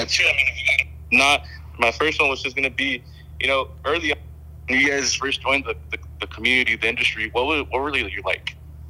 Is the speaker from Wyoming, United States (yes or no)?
no; Pomona, California, United States; I'm out from Pomona, California.